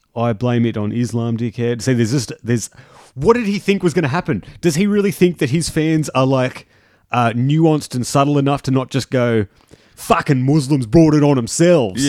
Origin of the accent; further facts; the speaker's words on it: Junee, New South Wales, Australia; I'm from June